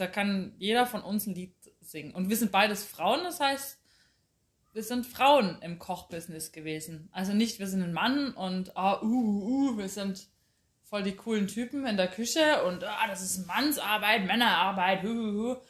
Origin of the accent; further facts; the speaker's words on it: Chemnitz, Saxony, Germany; now in Munich, Germany; ich komme aus Karl-Marx-Stadt, bin da geboren